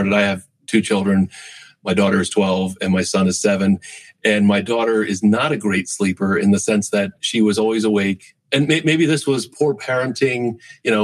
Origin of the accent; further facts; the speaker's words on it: Berks and Montgomery counties, Pennsylvania, United States; I grew up in Berks and Montgomery counties